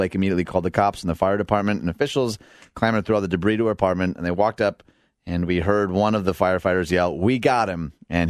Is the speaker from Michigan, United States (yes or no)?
yes; Michigan, United States; moved away; Michigan, my home state.